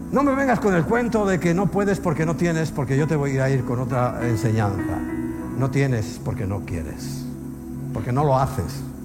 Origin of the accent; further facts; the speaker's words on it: Spain; como español